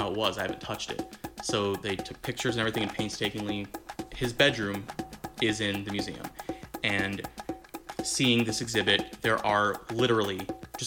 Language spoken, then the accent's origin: English; South Florida, United States; moved away; I'm from South Florida